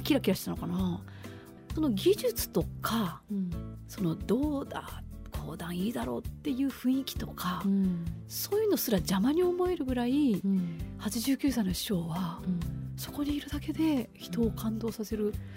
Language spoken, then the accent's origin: Japanese; Mino, Gifu, Japan; moved away; うちのふるさとには祭りがあってね、はい、美濃祭りという4月の第二土日にあるんだけれどもそのふるさと岐阜県美濃市